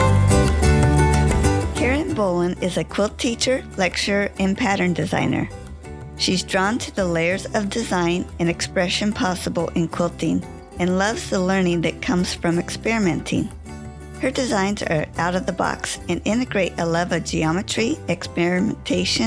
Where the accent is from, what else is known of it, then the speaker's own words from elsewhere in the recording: Santa Rosa, California, United States; moved away; my hometown of Santa Rosa, California